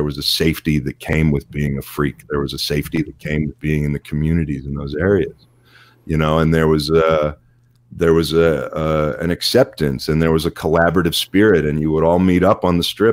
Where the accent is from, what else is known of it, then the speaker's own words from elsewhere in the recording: Pittsburgh, Pennsylvania, United States; I grew up in Pittsburgh